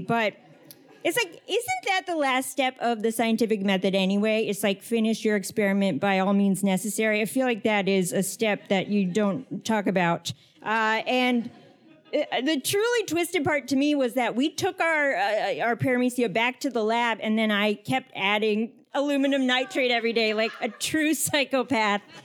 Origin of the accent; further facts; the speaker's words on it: Northern Virginia, United States; I grew up in Northern Virginia